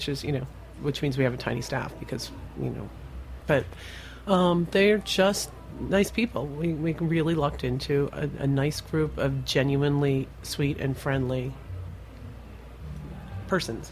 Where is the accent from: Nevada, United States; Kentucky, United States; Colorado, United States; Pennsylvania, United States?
Pennsylvania, United States; moved away as an adult; also born or lived in Baltimore / Washington, D.C.; now in New York, United States